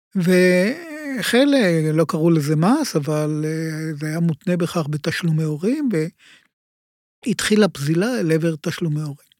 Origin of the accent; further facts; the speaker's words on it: Ramat Gan, Tel Aviv District, Israel; also born or lived in Giv'at Shmuel; נולדתי ברמת גן, להורים עוזבי קיבוץ, שהקימו את קיבוץ אילון בצפון הארץ. וגדלתי, והחינוך שלי היה ברמת גן